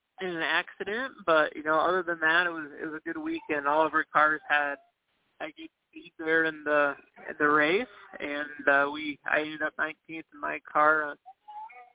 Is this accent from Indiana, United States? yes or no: no; Cedar Rapids, Iowa, United States; I grew up in Cedar Rapids and was from Cedar Rapids